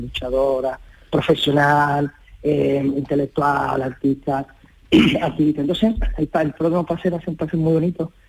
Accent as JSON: {"language": "Spanish", "town": "Lebrija", "region": "Andalusia", "country": "Spain", "said": "aquí está lo, lo más importante de mi vida, es Lebrija"}